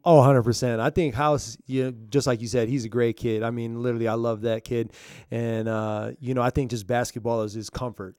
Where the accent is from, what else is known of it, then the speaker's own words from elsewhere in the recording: Minneapolis, Minnesota, United States; now in Albuquerque, United States; I'm from Minneapolis